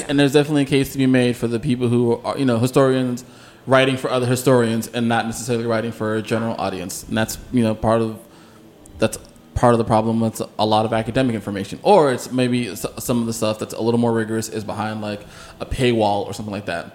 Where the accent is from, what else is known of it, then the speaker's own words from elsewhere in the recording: South Florida, United States; I'm from South Florida